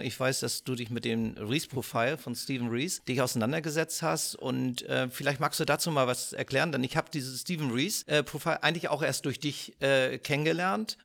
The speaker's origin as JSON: {"language": "German", "region": "Northern Germany", "country": "Germany", "said": "als Norddeutscher"}